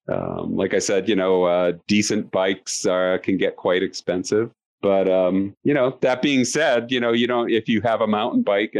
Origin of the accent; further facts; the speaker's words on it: Maine, United States; now in Colorado, United States; I'm from Maine originally, so I know about bugs in the summertime